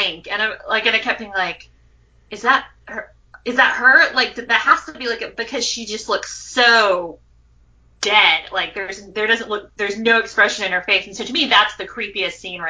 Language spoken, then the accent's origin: English; United States; I'm an American